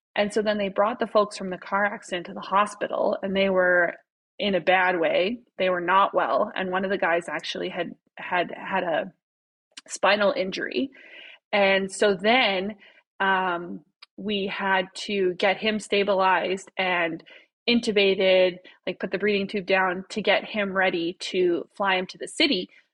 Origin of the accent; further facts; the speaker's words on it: Saskatoon, Saskatchewan, Canada; moved away as an adult; also born or lived in Regina / Prince Albert; now in Edmonton, Canada; I'm originally from Saskatchewan. I was born and raised in Saskatoon